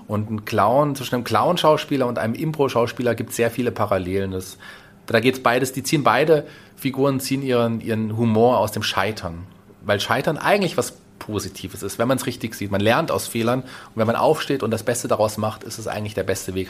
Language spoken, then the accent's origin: German; Fulda, Hesse, Germany; also born or lived in Berlin; Also ich bin gebürtiger Fuldaer, bin glücklich, in dieser wunderbaren Stadt zu wohnen